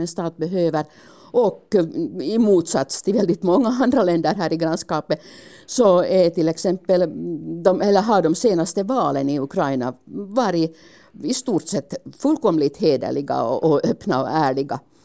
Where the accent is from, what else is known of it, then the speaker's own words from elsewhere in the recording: Finland; hemma i Finland